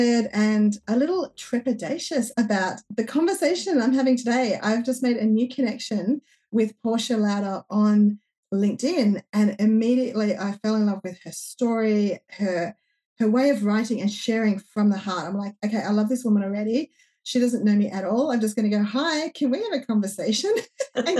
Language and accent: English; regional New South Wales, Australia; I live in regional New South Wales, Australia